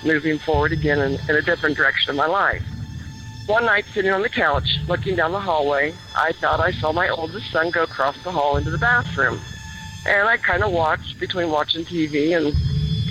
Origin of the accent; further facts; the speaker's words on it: Lancaster, Ohio, United States; also born or lived in Idaho; I grew up in the state of Ohio, born and raised in Lancaster